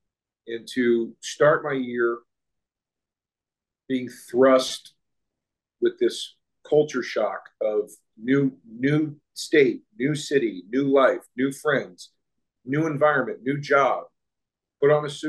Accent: East Coast, United States; moved away as an adult; also born or lived in Austin, Texas; I was a kid from the East Coast who had never lived anywhere or really ever visited anywhere outside of the East Coast. I had visited Austin once before moving here

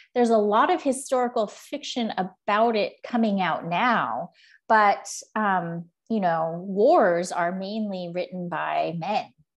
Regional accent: Southern California, United States; moved away; also born or lived in Beijing / Paris / Washington, District of Columbia, United States; I am from Southern California

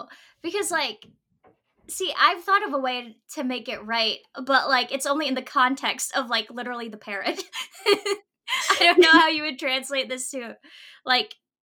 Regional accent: Philippines; growing up in the Philippines

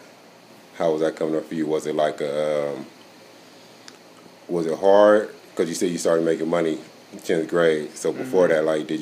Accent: Inglewood, California, United States; I'm from Inglewood.

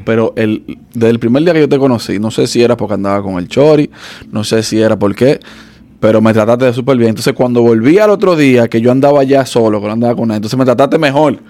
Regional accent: Dominican Republic; somos dominicanos

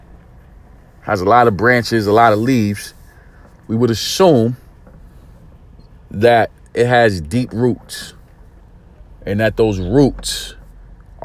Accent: New York City, New York, United States; I grew up in East New York, Brooklyn

